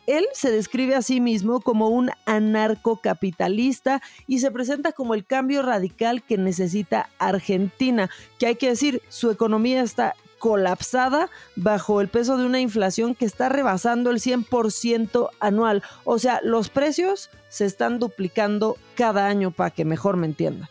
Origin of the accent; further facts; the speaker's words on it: Mexico City, Mexico; hasta la Ciudad de México, o sea, hasta mi terruño